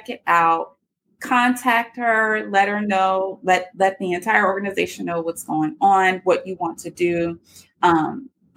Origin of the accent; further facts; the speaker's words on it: South Carolina, United States; also born or lived in Charlotte, North Carolina; my home state, South Carolina